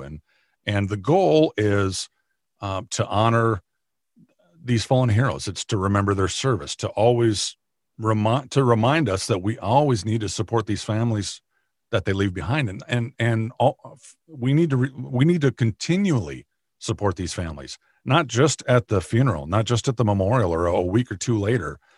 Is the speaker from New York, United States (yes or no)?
no; Minnesota, United States; also born or lived in Arizona / Nebraska / Kansas; I grew up in Minnesota, in the, in the county that I work in now.